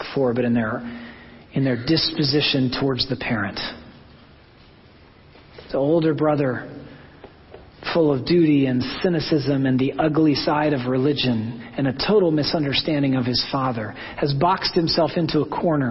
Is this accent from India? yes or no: no; Oklahoma, United States; I'm from Oklahoma